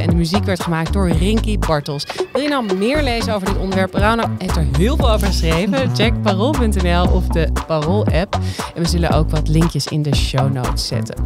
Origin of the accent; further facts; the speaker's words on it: Amsterdam, North Holland, Netherlands; Zijn we als Amsterdammers nou niet eigenlijk gewoon hartstikke verwend met al deze keuzes